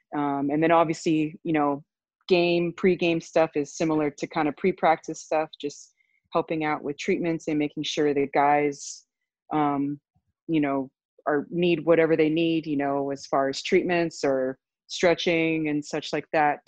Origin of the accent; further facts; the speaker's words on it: Honolulu, Hawaii, United States; moved away as an adult; also born or lived in California; I'm originally from Honolulu, Hawaii